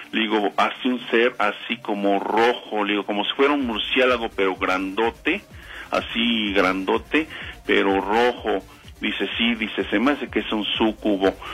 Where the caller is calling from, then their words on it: Ixtapaluca, State of Mexico, Mexico; De Ayotla, Iztapaluca, Estado de México.